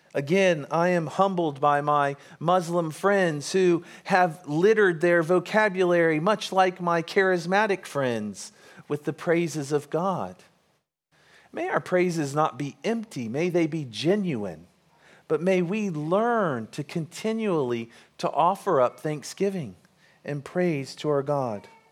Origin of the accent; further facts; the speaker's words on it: United States; we're American